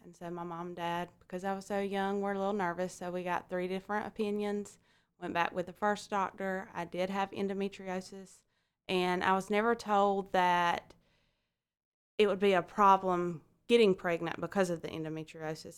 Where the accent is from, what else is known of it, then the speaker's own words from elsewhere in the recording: Alma, Georgia, United States; I'm from Alma, Georgia.